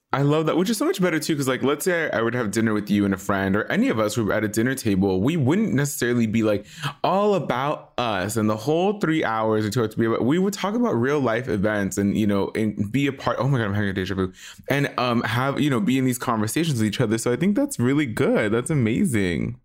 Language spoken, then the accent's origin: English; Los Angeles, California, United States; I'm like an LA boy